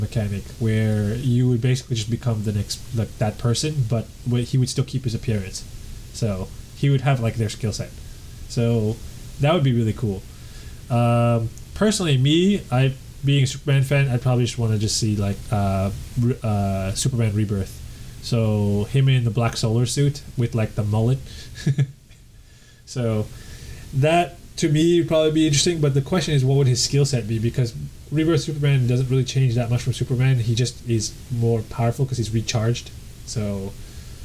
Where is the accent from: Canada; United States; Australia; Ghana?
Canada; I'm Canadian